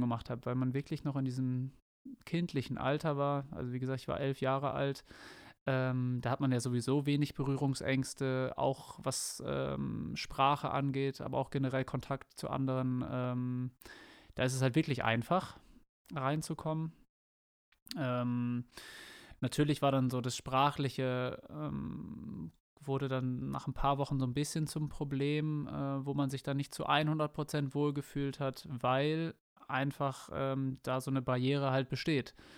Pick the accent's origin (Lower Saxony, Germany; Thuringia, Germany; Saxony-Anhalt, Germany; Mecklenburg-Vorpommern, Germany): Lower Saxony, Germany; Bad Bentheim; also born or lived in Enschede, Netherlands; now in Sandhausen, Germany; mein Heimatort ist, wie gesagt, sehr nah äh, gelegen